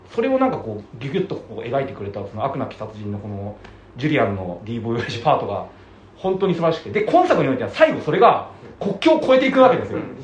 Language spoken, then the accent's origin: Japanese; Tokyo, Japan; 僕は東京生まれなんで